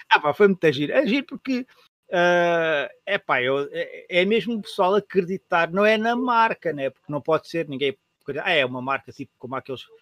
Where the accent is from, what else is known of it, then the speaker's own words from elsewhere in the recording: Setúbal, Portugal; quando disse, sou de Setúbal